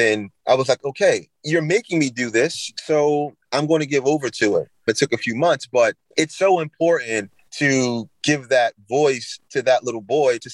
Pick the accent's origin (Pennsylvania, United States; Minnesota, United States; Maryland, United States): Pennsylvania, United States; Philadelphia; I'm from South Philadelphia. I grew up in that culture of basketball.